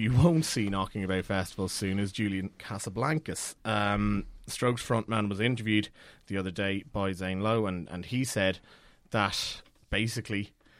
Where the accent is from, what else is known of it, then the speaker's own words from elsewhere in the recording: Cork, Munster, Ireland; I'm from Cork